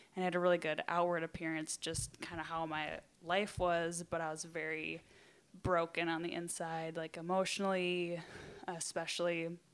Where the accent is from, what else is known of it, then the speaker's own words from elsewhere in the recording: Wisconsin, United States; I hail from Wisconsin